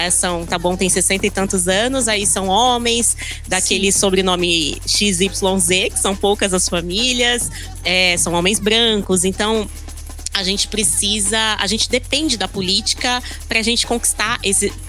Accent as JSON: {"language": "Portuguese", "town": "Taboão da Serra", "region": "São Paulo", "country": "Brazil", "tie": "born or raised there", "said": "Eu sou cria da periferia, costumo dizer que eu sou nascida e criada ali em Taboão da Serra, aqui, aqui em Taboão da Serra, né?"}